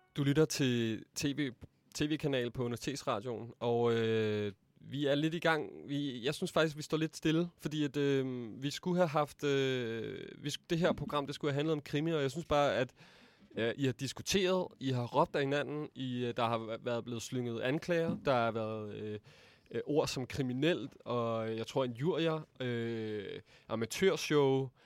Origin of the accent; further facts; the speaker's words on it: Denmark; os danskere